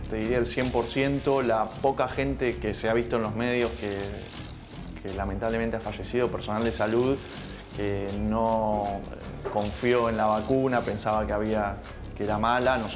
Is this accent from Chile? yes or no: no; La Plata, Buenos Aires Province, Argentina; soy intensivista eh, del Hospital San Martín de la Plata, eh, soy platense y recién está comenzando mi guardia